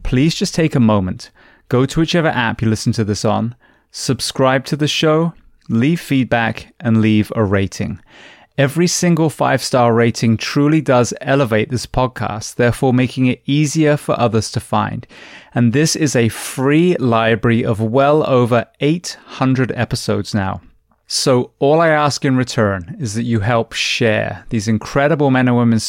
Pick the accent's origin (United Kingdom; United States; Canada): United Kingdom; Corsham, South West England; I grew up in Corsham, right down the road from you.